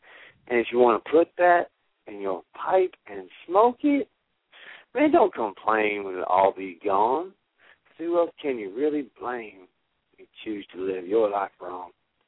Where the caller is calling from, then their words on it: Cushing, Oklahoma, United States; also born or lived in Houston, Texas; I am calling from Cushing, Oklahoma.